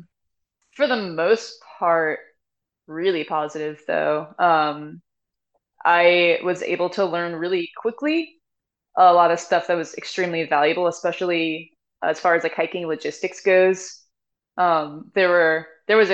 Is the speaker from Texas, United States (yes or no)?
no; Lakeland, Florida, United States; now in Georgia, United States; my hometown is Lakeland, Florida